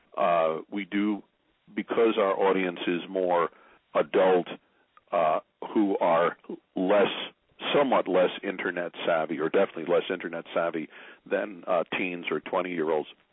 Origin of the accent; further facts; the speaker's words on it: Newark, New Jersey, United States; moved away as an adult; also born or lived in Nutley, New Jersey / Illinois / Tennessee / Maryland; I was originally from Newark and Nutley, New Jersey.